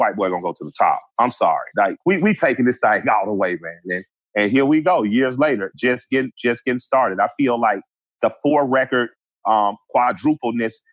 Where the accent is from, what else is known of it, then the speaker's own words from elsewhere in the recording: Atlanta, Georgia, United States; a black guy from Atlanta